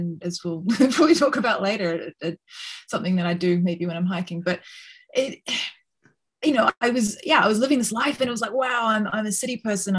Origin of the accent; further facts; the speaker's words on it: Wellington, New Zealand; also born or lived in Auckland; now in London, United Kingdom; I was born in Auckland, but then I grew up in Wellington.